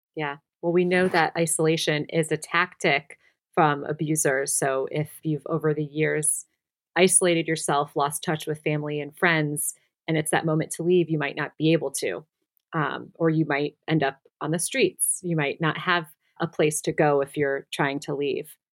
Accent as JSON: {"language": "English", "region": "Midwest", "country": "United States", "said": "I'm also from the Midwest"}